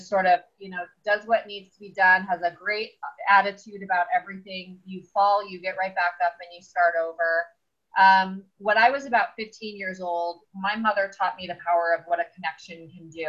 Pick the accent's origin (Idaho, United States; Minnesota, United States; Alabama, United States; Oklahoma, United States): Idaho, United States; Sun Valley; I'm from Sun Valley, Idaho